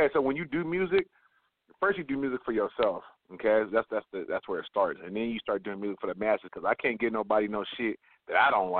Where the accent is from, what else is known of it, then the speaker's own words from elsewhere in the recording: West Coast, United States; I grew up in the West Coast.